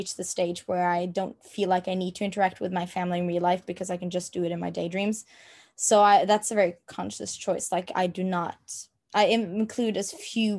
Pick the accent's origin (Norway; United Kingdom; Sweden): Norway; first language Norwegian; English is a second language; my native language is Norwegian and that is the only language I speak on a day-to-day basis